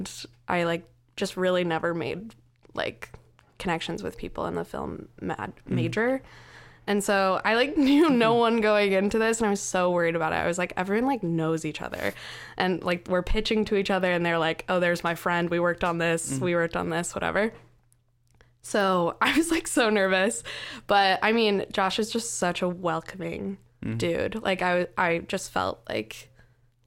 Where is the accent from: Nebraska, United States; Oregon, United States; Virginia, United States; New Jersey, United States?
Nebraska, United States; Lincoln; moved away as an adult; also born or lived in New York; now in Philadelphia, United States; my hometown is Lincoln, the capital